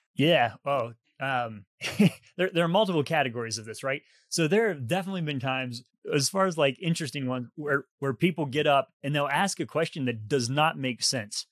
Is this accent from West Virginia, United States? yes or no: yes; West Virginia, United States; moved away as an adult; also born or lived in England / Dallas / Boston; I was from West Virginia